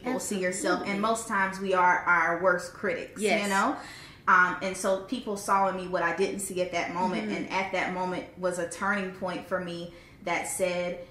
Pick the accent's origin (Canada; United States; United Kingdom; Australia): United States; Lumberton, North Carolina; moved away; I'm from Lumberton, North Carolina